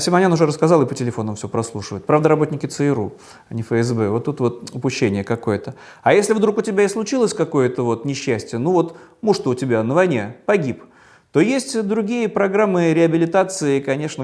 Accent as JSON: {"language": "Russian", "region": "Saint Petersburg", "country": "Russia", "tie": "born or raised there", "said": "в моем родном Петербурге"}